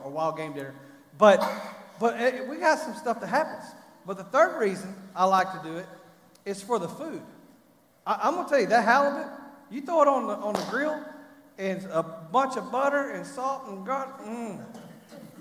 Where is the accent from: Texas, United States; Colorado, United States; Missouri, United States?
Texas, United States; I'm from Texas